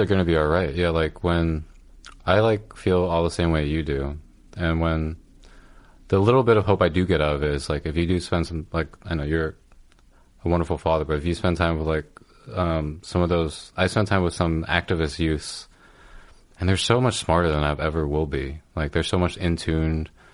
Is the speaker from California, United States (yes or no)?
yes; California, United States; now in New York, United States; I'm from California